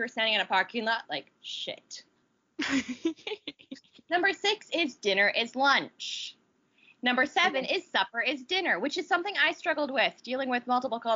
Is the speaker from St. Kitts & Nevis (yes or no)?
yes; Nevis, St. Kitts & Nevis; I come from a country where there are two islands in one country, and we like to distinguish ourselves. I am from Nevis. I am not from St. Kitts.